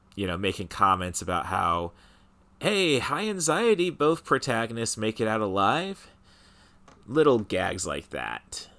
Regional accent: Peoria, Illinois, United States; my hometown of Peoria

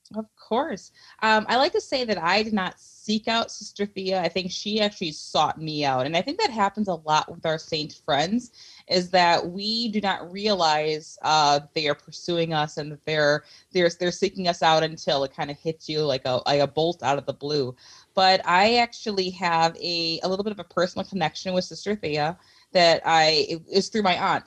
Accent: Milwaukee, Wisconsin, United States; growing up in Milwaukee

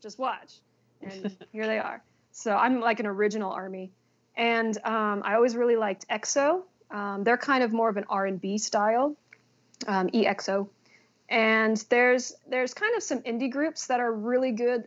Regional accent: San Bernardino County, California, United States; moved away as an adult; now in South Korea; I'm from San Bernardino County

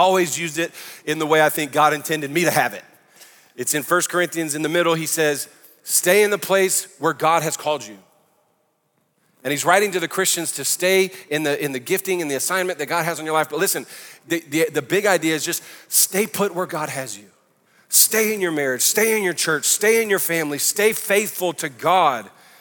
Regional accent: New Orleans, Louisiana, United States; I'm from New Orleans

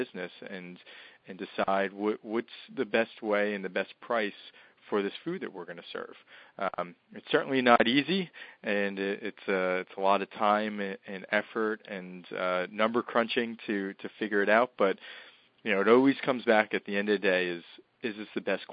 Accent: New Jersey, United States; I'm from North Jersey

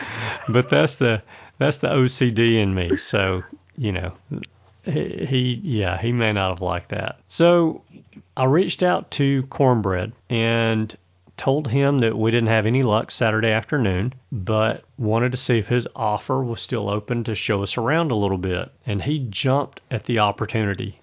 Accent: Alabama, United States; I'm from Alabama

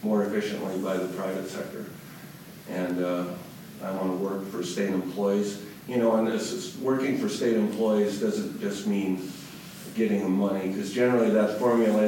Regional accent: Eureka, South Dakota, United States; moved away as an adult; also born or lived in Aberdeen; now in Pierre, United States; I was born in McPherson County, Eureka, raised there

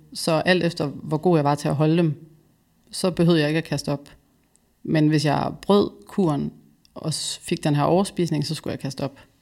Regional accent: West Jutland, Central Denmark Region, Denmark; now in Copenhagen, Denmark; Jeg er vokset op i Vestjylland

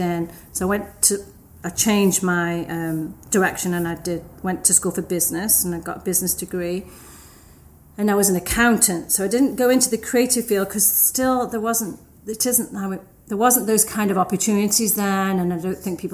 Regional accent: Stoke-on-Trent, West Midlands, United Kingdom; I grew up in the north of England. It's a town called Stoke-on-Trent

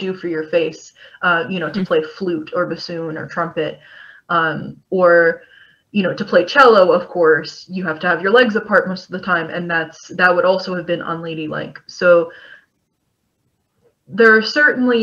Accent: Kentucky, United States; I grew up in Kentucky

